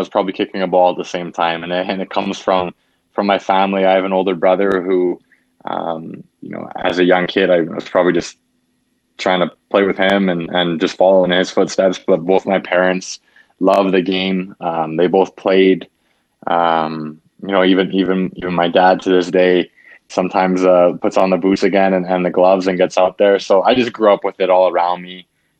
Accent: Canada; I'm a Canadian boy, and I grew up here.

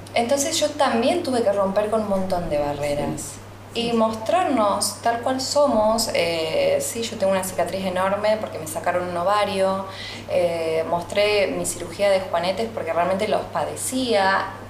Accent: Sunchales, Santa Fe, Argentina; yo crecí en Sunchales

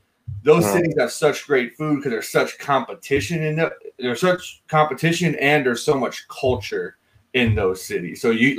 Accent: Houston, Texas, United States; I'm from Houston. Houston is a top.

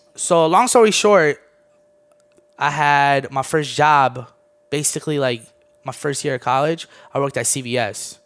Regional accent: D.C. area, Maryland, United States; moved away as an adult; also born or lived in Armenia / Orlando, Florida; Moved here when I was nine. Always been, um, around the Maryland, D C area

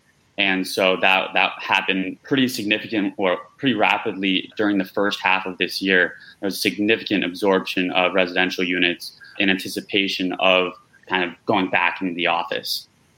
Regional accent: Southern California, United States; now in Seattle, United States; I'm originally from California and Southern California specifically, so I'm well aware of the earthquakes and fires.

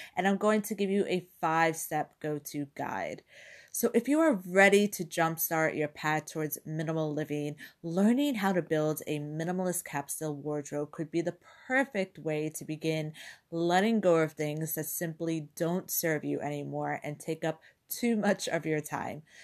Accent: New York, United States; now in Europe; I grew up in New York

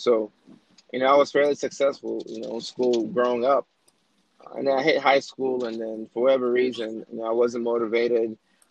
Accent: Georgia, United States; not being accepted to any colleges in my home state, which was Georgia at the time.

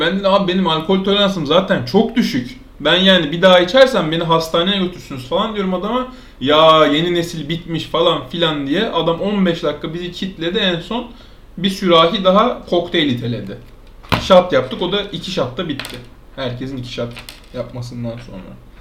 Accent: Alaçatı, İzmir, Turkey; now in Istanbul, Turkey; ben Alçatı'nın yerlisiyim

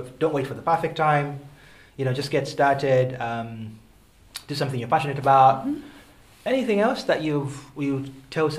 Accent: Birmingham, West Midlands, United Kingdom; moved away as an adult; also born or lived in Manchester; now in London, United Kingdom; I'm from Birmingham, the area I'm from actually voted to leave

